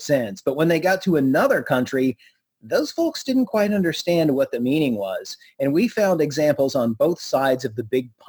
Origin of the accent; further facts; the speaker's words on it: United States; I am …